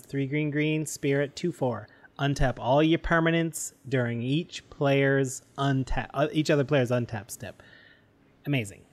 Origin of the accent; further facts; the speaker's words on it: Canada; as a Canadian, my French education